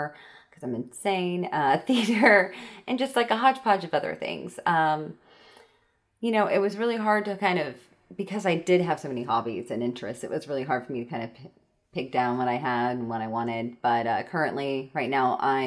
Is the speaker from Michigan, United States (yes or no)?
no; Coffeyville, Kansas, United States; moved away as an adult; now in Omaha, United States; I'm originally from a small town in Kansas called Coffeyville. It's mostly known for good old westerny stuff. It's such a weird town, but at the same time, I freaking love it. It's my hometown